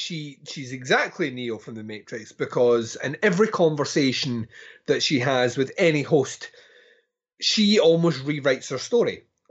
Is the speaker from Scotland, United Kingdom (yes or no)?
yes; Scotland, United Kingdom; Well, I'm Scottish, right? So.